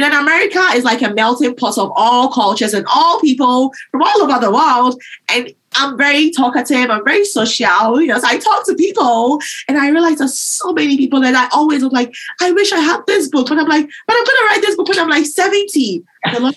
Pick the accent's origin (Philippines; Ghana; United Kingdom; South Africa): Ghana; now in United States; I grew up in Ghana, and before I came to the U.S.